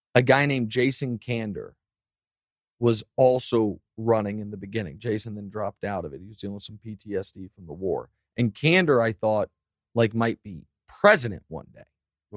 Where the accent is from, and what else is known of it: Missouri, United States; born or raised there